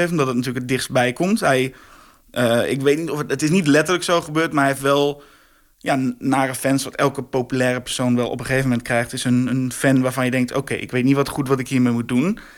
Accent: Drenthe, Netherlands; Ik kom uit Drenthe in een klein plaatsje een gegeven moment ken je iedereen en alles is heel veilig.

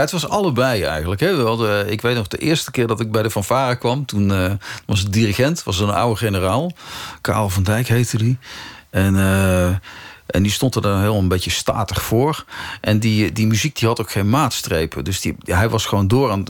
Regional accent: 's-Hertogenbosch, North Brabant, Netherlands; Ik, heb, ik ben in Den Bosch getogen.

